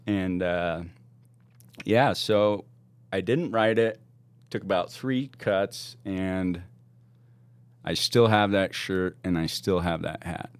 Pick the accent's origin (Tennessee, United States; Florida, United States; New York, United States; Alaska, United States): Alaska, United States; Juneau; born or raised there; moved away; also born or lived in Washington